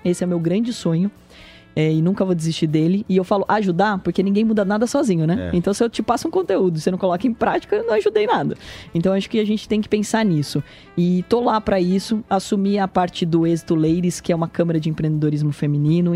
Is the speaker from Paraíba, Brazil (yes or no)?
no; Porto Feliz, São Paulo, Brazil; O interior, a minha região, eu sou nascido em Porto Feliz